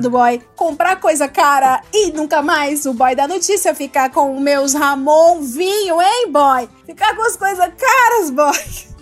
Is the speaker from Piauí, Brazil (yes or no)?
no; Ceará, Brazil; moved away; eu sou do Ceará